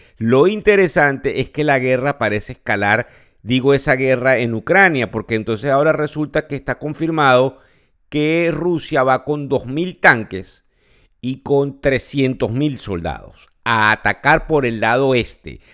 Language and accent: Spanish; Venezuela; now in United States; El país donde yo nací, Venezuela